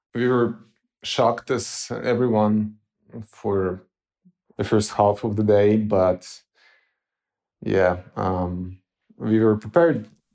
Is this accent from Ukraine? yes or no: yes; Ukraine; moved away as an adult; now in Lviv, Ukraine; I had to relocate to Lviv because currently I cannot come back to my hometown because of, uh, occupations